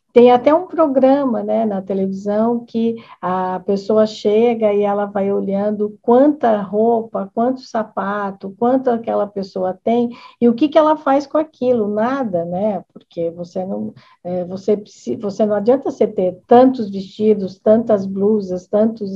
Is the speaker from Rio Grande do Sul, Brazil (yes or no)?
no; Americana, São Paulo, Brazil; Eu sou aqui da cidade de Americana